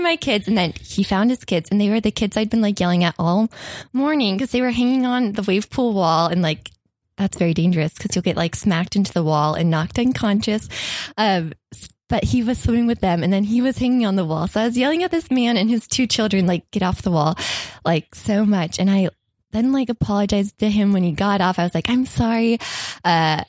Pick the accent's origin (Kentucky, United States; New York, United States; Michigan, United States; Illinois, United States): Kentucky, United States; moved away; also born or lived in Orlando, Florida; I'm from Kentucky